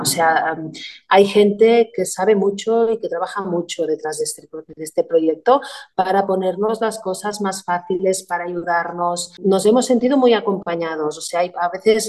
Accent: Arenys de Mar, Catalonia, Spain; somos de Arenys de Mar, con lo cual, pues nosotros tenemos el puerto, tenemos el club náutico, la base náutica, y entonces, ah, a ver, será la circunstancia que en mi casa, pues también hay gente marinera

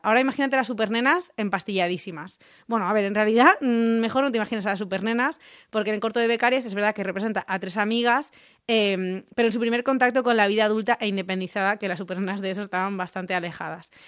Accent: Rocafort, Valencian Community, Spain; es de mi pueblo.

